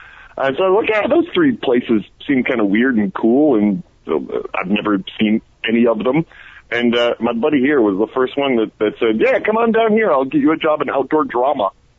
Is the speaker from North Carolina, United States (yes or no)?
no; Detroit, Michigan, United States; now in Atlanta, United States; I'm from Detroit.